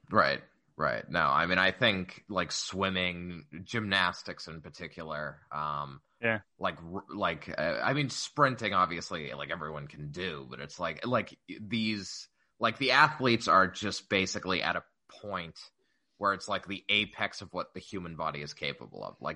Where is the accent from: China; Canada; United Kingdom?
China; moved away; I grew up in China.